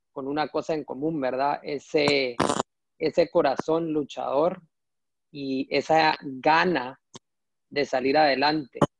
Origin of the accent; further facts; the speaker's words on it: Guatemala; now in New York, United States; yo soy un guatemalteco aquí en Nueva York